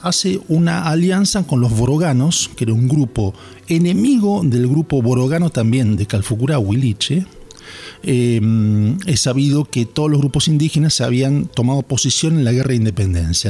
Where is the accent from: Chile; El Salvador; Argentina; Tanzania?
Argentina; Bahía Blanca, Buenos Aires Province; soy de Bahía Blanca, laburé mucho con, con agrupaciones indígenas en Bahía Blanca